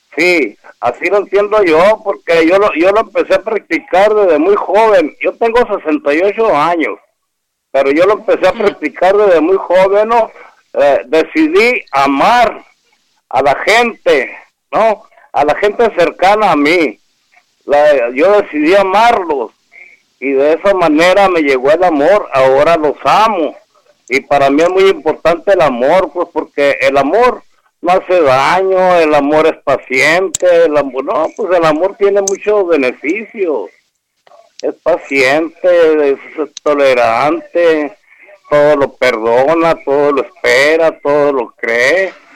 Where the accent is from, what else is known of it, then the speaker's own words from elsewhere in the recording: Hermosillo, Sonora, Mexico; yo soy de aquí de Hermosillo